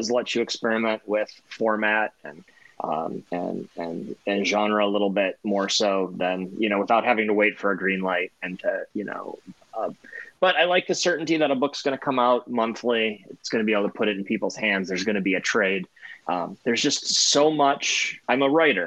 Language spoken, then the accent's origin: English; Toledo, Ohio, United States; moved away as an adult; I grew up in Toledo, Ohio, which is about 40 minutes south of Detroit